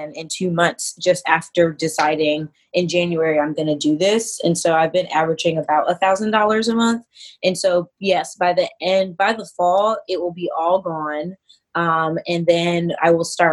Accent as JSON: {"language": "English", "region": "North Carolina", "country": "United States", "moved": "as an adult", "said": "I am originally from North Carolina, so the South in the United States."}